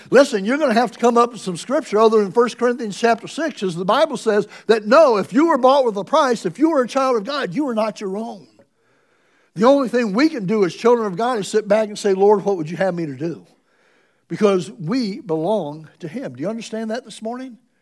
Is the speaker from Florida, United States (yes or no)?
no; Ohio, United States; moved away; also born or lived in Springfield, Missouri; I'm from Ohio